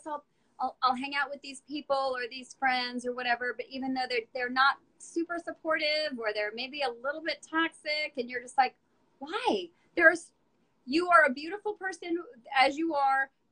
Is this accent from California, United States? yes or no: yes; Burbank, California, United States; I grew up in Burbank, for part of the time